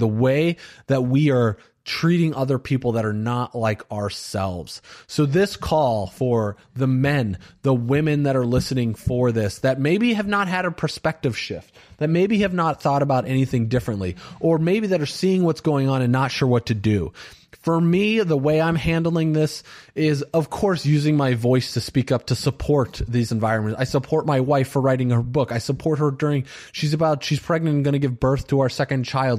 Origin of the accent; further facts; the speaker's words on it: Valparaiso, Indiana, United States; I grew up in a very white town in Valparaiso, Indiana